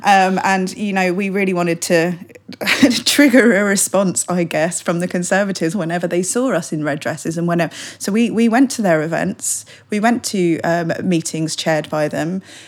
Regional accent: London, United Kingdom; I'm a Londoner

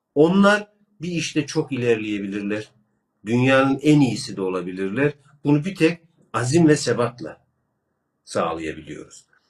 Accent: Kırşehir Province, Turkey; Ben Kırşehirliyim

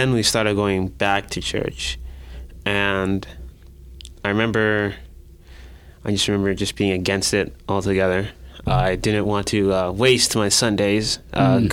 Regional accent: Newburgh, New York, United States; now in Binghamton, United States; I am from Newberg, which is a town about 2 hours south of here, in Orange County

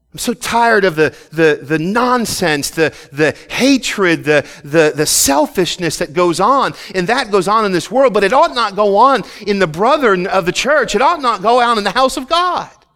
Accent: Philadelphia, Pennsylvania, United States; moved away as an adult; I grew up right in Philly

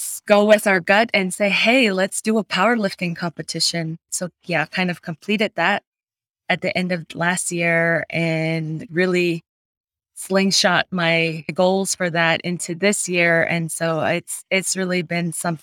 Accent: Red Mesa, Arizona, United States; moved away as an adult; now in Flagstaff, United States; I grew up in Red Mesa

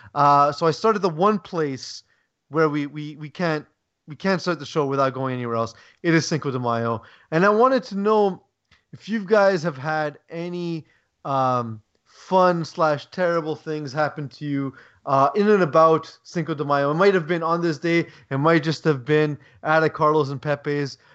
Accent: Canada; as a Canadian

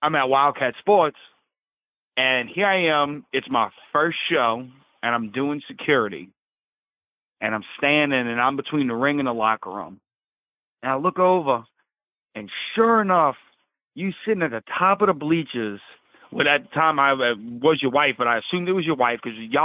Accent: Chalmette, Louisiana, United States; I'm originally from Sabinal Parish, and Shalmet, Sabinal Civic Center

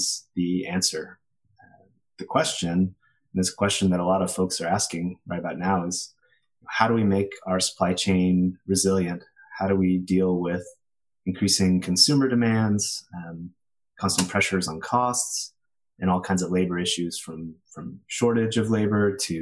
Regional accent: Austin, Texas, United States; moved away as an adult; also born or lived in California; now in Boston, United States; I grew up in Austin, Texas, and definitely missing the food from back home. Now I'm up in Boston.

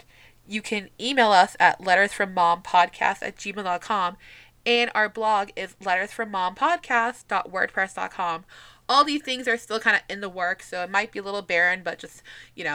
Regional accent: New England, United States; I'm from New England, so I talk fast

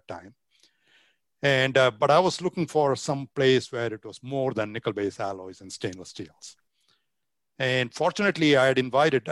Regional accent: Chennai, Tamil Nadu, India; born or raised there; moved away as an adult; also born or lived in Virginia, United States; now in United States

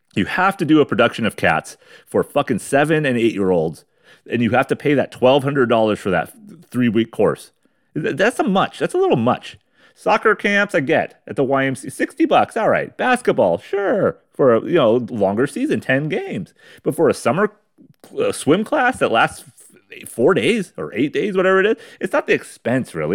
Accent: United States

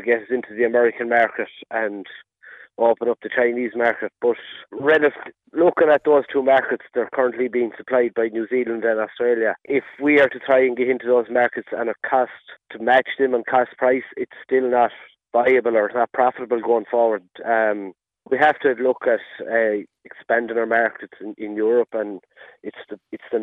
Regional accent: Ahascragh, Connacht, Ireland; I'm from Ahaskra

